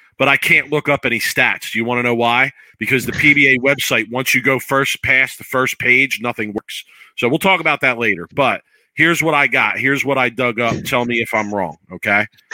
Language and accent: English; Philadelphia, Pennsylvania, United States; I'm from Philly